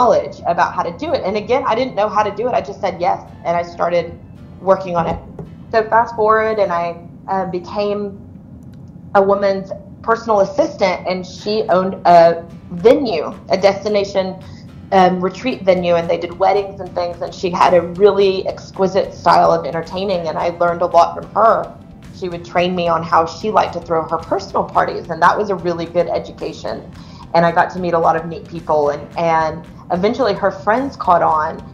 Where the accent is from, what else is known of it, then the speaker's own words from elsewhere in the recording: Pleasanton, United States; moved away as an adult; also born or lived in Italy / Austin; not because I was running away from Pleasanton